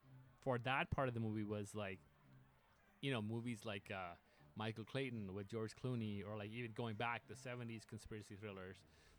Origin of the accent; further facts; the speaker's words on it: Pakistan; And I'm originally from Pakistan, so I went to shoot the movie there, which was a big surprise for a lot of people.